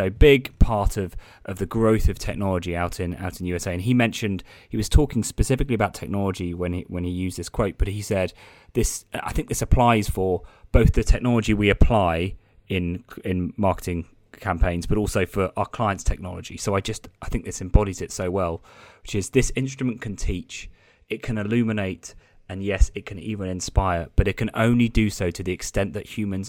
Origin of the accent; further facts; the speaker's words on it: United Kingdom; being British